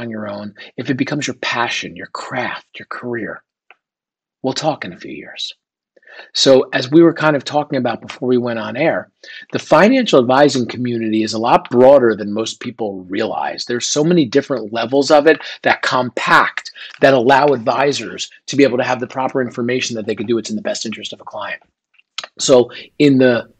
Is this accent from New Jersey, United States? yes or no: yes; northern New Jersey, United States; I grew up right outside in New York City in northern New Jersey.